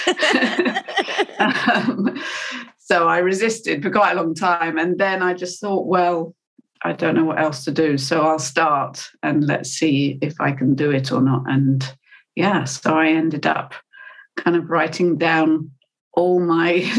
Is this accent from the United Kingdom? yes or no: yes; United Kingdom; I'm British